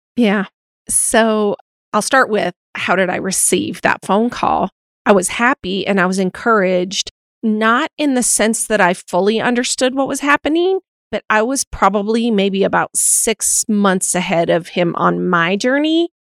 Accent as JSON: {"language": "English", "region": "Montana", "country": "United States", "tie": "born or raised there", "also_born_or_lived": "Utah", "moved": "yes", "said": "growing up in Montana and then living in Utah for six years, I'm obviously more rooted historically in a Western culture."}